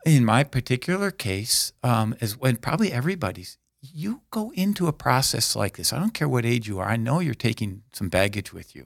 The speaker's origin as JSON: {"language": "English", "town": "Aberdeen", "region": "South Dakota", "country": "United States", "tie": "born or raised there", "said": "I grew up in Aberdeen"}